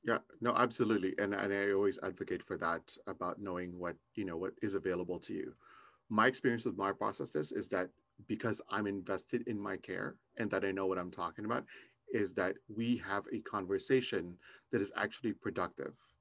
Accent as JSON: {"language": "English", "country": "Canada", "said": "I'm also Canadian"}